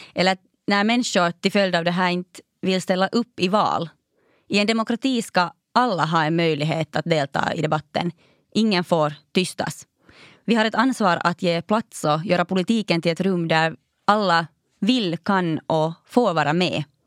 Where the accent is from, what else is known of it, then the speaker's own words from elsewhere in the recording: Raseborg, Uusimaa, Finland; also born or lived in Helsinki; min älskade hemstad Raseborg